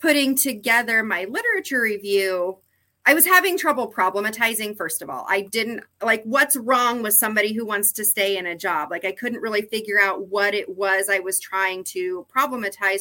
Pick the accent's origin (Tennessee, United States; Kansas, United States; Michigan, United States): Kansas, United States; western; I grew up in Kansas. I'm from Kansas, out in western Kansas, actually closer to Colorado than to Kansas City